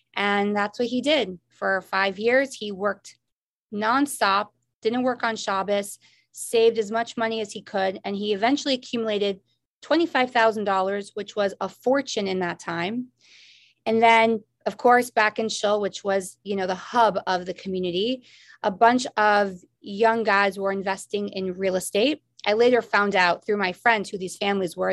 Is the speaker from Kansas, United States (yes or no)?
no; Newton, Massachusetts, United States; also born or lived in Chicago, Illinois; I grew up in Chicago for my first seven years of my life because we had a branch of Malden Mills there that my dad worked out of. When we moved to Boston